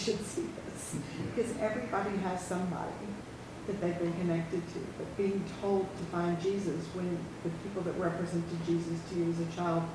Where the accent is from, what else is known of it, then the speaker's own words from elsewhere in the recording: Bardstown, Kentucky, United States; we're from Kentucky. More importantly, Bardstown, Kentucky, the bourbon capital of the world